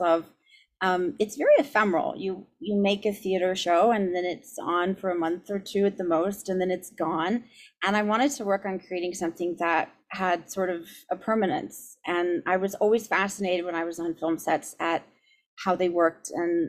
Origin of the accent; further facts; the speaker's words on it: San Diego, California, United States; moved away; also born or lived in Cambridge / Los Angeles; I'm from San Diego originally